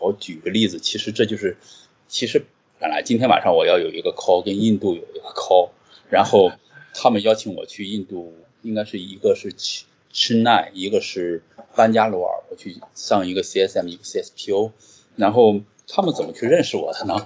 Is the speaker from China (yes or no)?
yes; Qingdao, Shandong, China; moved away as an adult; also born or lived in Jinan; 我是个青岛人